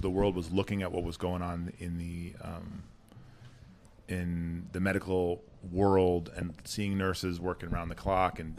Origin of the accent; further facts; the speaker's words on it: Madison, Wisconsin, United States; moved away as an adult; also born or lived in Boston / San Diego; now in Minneapolis, United States; I grew up in Madison, Wisconsin, went to West High School.